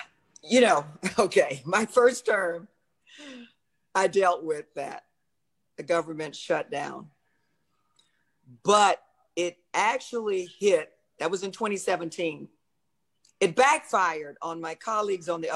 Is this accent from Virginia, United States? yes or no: no; Florida, United States; I'm from Florida.